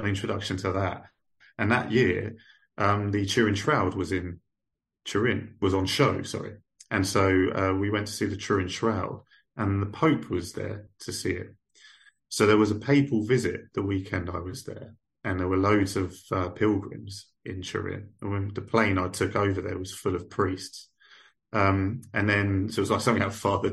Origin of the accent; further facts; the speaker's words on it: England, United Kingdom; I kind of struggled as an English guy there